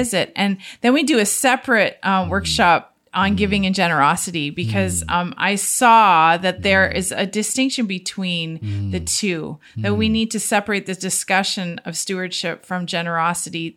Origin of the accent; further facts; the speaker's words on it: Niagara-on-the-Lake, Ontario, Canada; I grew up in Niagara on the Lake on a mm. fruit farm